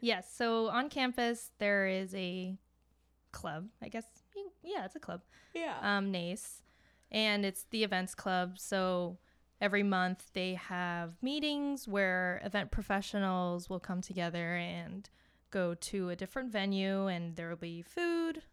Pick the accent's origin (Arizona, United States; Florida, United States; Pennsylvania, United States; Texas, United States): Florida, United States; Miami; moved away as an adult; now in Boston, United States; I am originally from Miami, but I came here for school